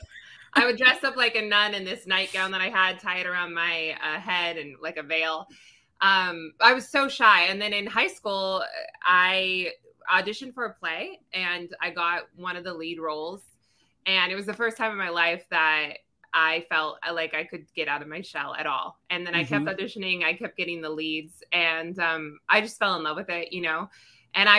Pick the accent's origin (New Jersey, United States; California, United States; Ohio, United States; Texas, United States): California, United States; Orange County, Southern; also born or lived in Los Angeles, California; I was born and raised in Southern California, or in Orange County